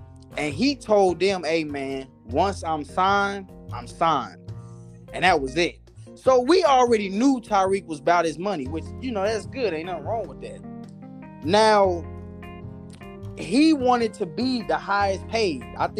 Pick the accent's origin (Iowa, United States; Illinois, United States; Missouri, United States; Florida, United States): Missouri, United States; Kansas City; I'm from Kansas City, Missouri. Missouri, man.